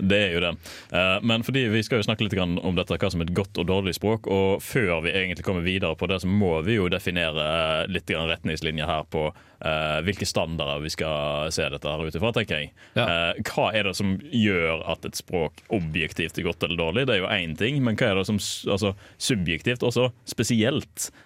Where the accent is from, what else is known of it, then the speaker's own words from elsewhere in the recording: Western Norway, Norway; accent: Western Norwegian; jeg er jo fra Vestlandet og jeg har en sjarmerende og fin dialekt